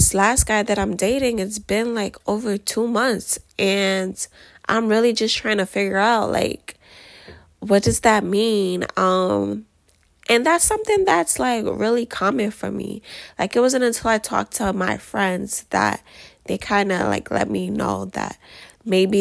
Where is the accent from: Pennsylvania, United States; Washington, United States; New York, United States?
New York, United States; I am from America, as you can tell by the accent, specifically New York, if you can't tell by the accent.